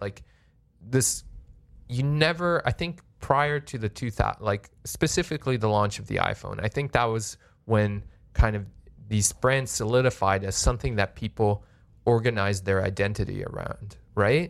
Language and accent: English; Canada; as a Canadian